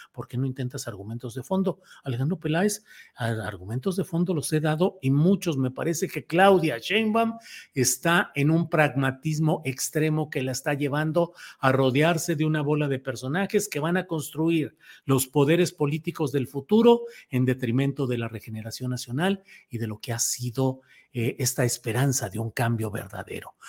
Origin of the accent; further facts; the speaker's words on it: Torreón, Coahuila, Mexico; Yo que nací en Torreón, Coahuila, en la colonia aceitera, eh, ahí eh, y que viví un tiempo en la muy populosa colonia Primero de Mayo